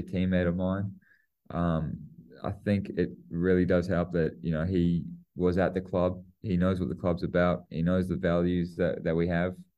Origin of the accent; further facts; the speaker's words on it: New Zealand; I'm a Kiwi and I play for the Aussies